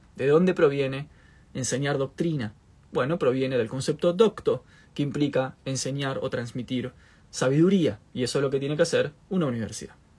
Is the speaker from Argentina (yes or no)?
yes; Argentina